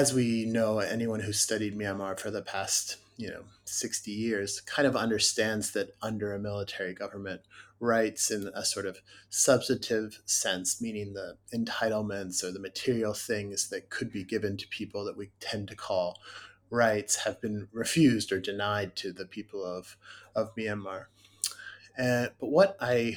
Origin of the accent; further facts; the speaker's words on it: United States; as an American